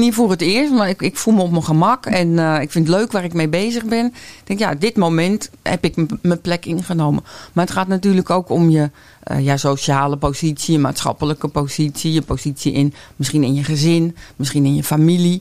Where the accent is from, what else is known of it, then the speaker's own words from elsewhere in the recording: Noordwijk, South Holland, Netherlands; Ik kom uit Noordwijk en ik ben paardencoach